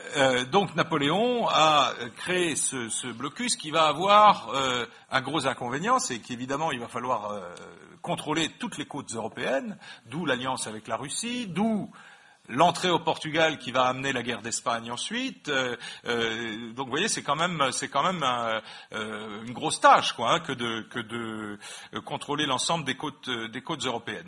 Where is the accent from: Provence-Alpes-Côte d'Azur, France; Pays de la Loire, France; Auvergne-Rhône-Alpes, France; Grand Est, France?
Grand Est, France; Metz; je suis né à Metz